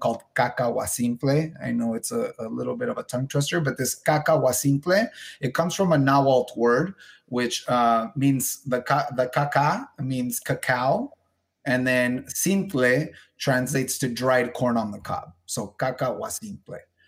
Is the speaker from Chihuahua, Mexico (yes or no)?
yes; Ciudad Juárez, Chihuahua, Mexico; I'm in the north part, Ciudad Juarez, so Chihuahua.